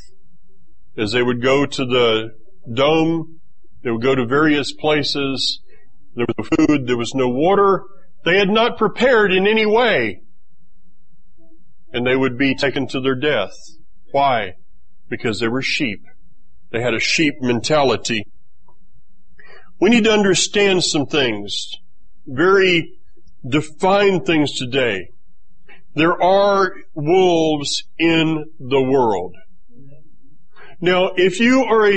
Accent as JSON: {"language": "English", "region": "Florida", "country": "United States", "tie": "born or raised there", "said": "I grew up in Florida"}